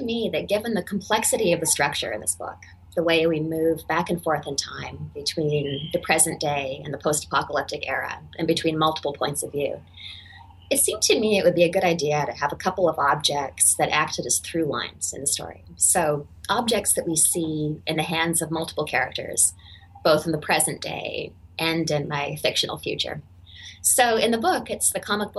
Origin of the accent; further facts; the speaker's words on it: Denman Island, British Columbia, Canada; the very small island on which I grew up in British Columbia, Canada